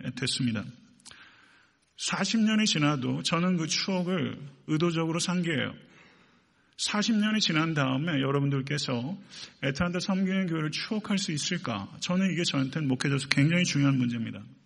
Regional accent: Buyeo, South Chungcheong, South Korea; now in Atlanta, United States; 충남 부여군 부여읍 453번지

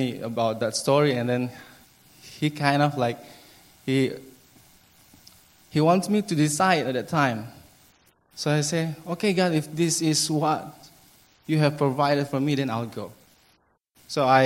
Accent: Timor-Leste; English is a second language; moved away as an adult; also born or lived in Merauke, Papua, Indonesia; I grew up in East Timor. I finished my elementary school, junior high, and high school.

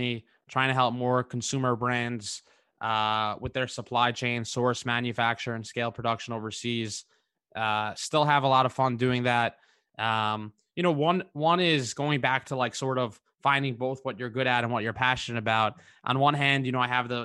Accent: New York, United States; I grew up in New York

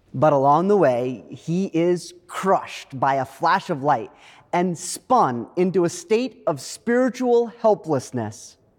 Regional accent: Maine, United States; moved away; my home state of Maine

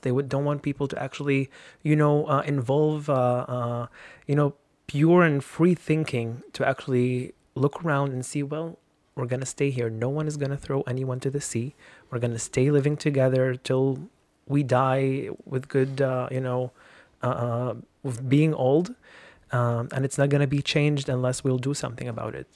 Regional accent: Lebanon; accent: Lebanese Arabic; English is a second language; now in Israel; once they hear my accent in Arabic, they understand that I'm from Lebanon.

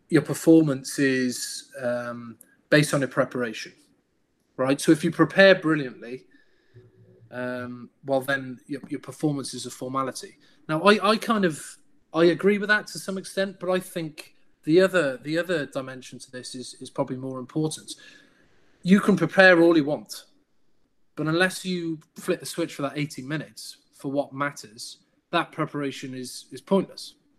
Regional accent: Cardiff, Wales, United Kingdom; We're both Welsh speakers, both Cardiff lads.

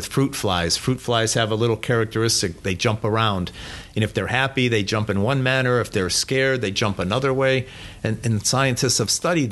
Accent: Cleveland, Ohio, United States; I grew up here in Cleveland, so I used to tell people I'm from Cleveland

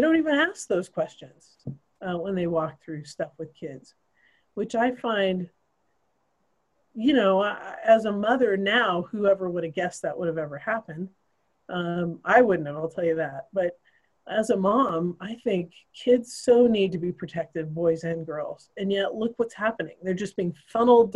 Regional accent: Idaho, United States; I grew up in Idaho

